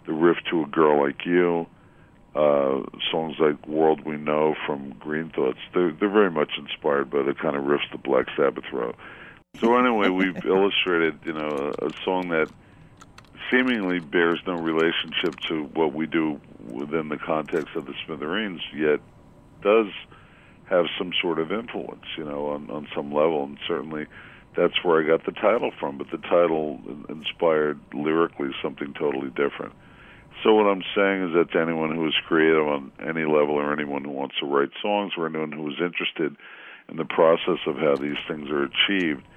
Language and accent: English; Scotch Plains, New Jersey, United States; my hometown of Scotch Plains, New Jersey